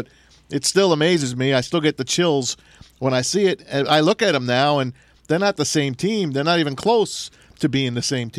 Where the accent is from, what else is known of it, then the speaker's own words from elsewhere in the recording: New Jersey, United States; now in Michigan, United States; I grew up in New Jersey